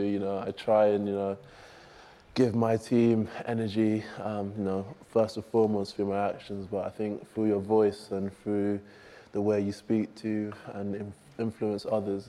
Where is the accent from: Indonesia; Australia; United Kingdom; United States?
United Kingdom; England; I'm not from New Zealand. I'm from here